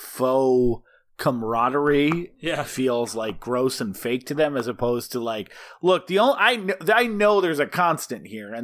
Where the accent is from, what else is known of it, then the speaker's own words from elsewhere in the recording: Midwest, United States; I grew up in the Midwest, and I fucking don't like, I actually think like open plains is kind of ugly.